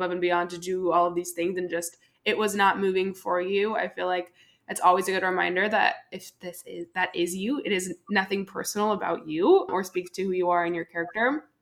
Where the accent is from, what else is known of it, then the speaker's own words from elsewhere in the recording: Southern California, United States; now in Austin, United States; I'm from Southern California. I'm a little bit more south